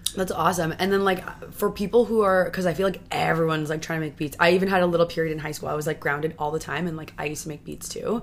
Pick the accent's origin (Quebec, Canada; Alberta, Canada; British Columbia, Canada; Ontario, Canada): Ontario, Canada; Toronto; I grew up here in Toronto